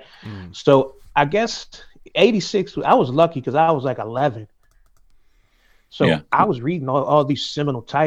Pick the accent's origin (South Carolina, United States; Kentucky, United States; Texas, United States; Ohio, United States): Ohio, United States; Cleveland; moved away as an adult; now in Amsterdam, Netherlands; I grew up in Cleveland, Ohio, for the most part.